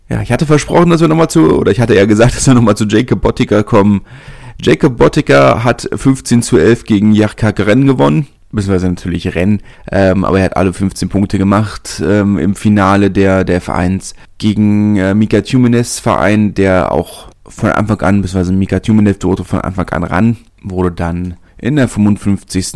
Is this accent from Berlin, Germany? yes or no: yes; Berlin, Germany; als Berliner